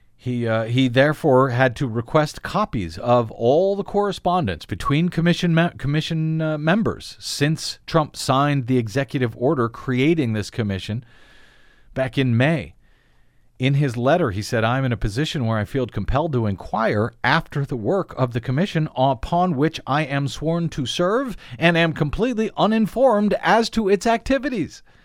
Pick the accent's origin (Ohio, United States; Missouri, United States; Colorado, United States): Missouri, United States; St. Louis; Saint Louis, Missouri, my hometown